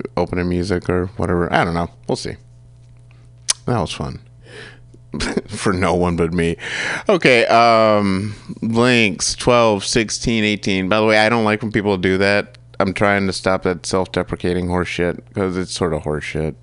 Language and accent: English; Kalamazoo, Michigan, United States; I'm from Kalamazoo